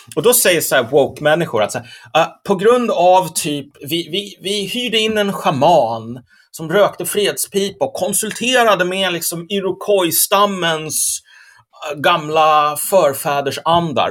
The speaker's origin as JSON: {"language": "Swedish", "country": "Sweden"}